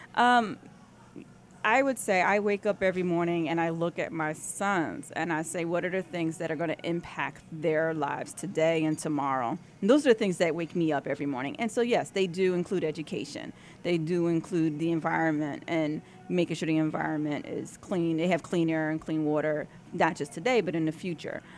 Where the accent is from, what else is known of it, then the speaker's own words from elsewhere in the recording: New Jersey, United States; now in Pennsylvania, United States; I grew up in New Jersey, so I'm originally a Jersey girl.